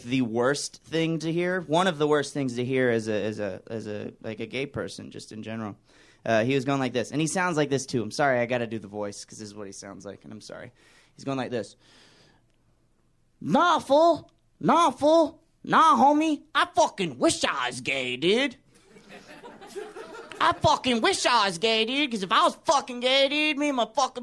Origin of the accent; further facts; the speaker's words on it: Pleasure Island, Alabama, United States; now in Los Angeles, United States; I'm from Alabama. We get devastated by hurricanes where I'm from. I'm from a place in Alabama called Pleasure Island